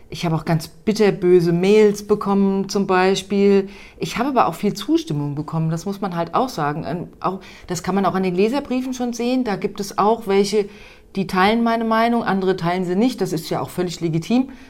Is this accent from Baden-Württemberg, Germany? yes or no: no; Hesse, Germany; ich bin halt auch im Rheingau aufgewachsen und liebe diese Landschaft